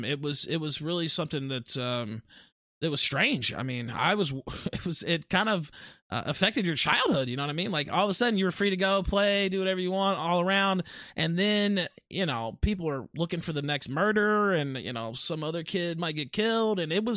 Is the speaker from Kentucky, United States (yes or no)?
no; West Memphis, Arkansas, United States; I am from West Memphis, and actually was born in Memphis, lived across the river there in West Memphis for the first 20 years of my life. You know, that's where I'm from.